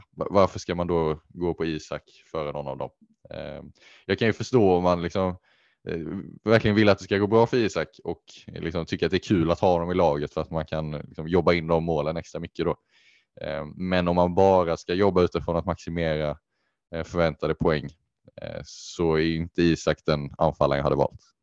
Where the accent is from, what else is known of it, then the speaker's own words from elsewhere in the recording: Sweden; som svensk